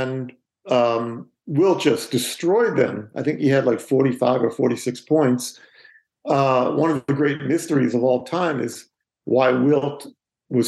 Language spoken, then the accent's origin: English; New York City, New York, United States; I grew up in Staten Island, and I lived in public housing